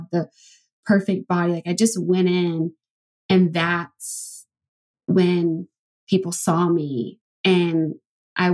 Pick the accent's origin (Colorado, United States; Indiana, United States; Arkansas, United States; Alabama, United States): Alabama, United States; I'm from Alabama